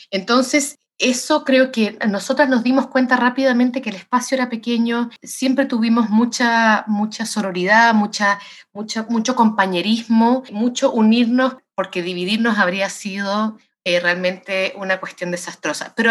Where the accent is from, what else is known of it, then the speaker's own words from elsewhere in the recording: Santiago, Santiago Metropolitan Region, Chile; moved away as an adult; now in United States; Yo soy nacida en Santiago de Chile, sí.